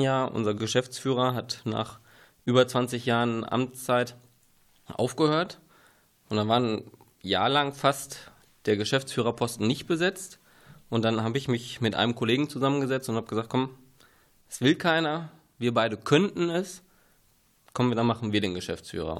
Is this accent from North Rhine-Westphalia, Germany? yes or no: yes; Ruhr area, North Rhine-Westphalia, Germany; moved away as an adult; now in Günne, Germany; Ich komme eigentlich aus dem Ruhrgebiet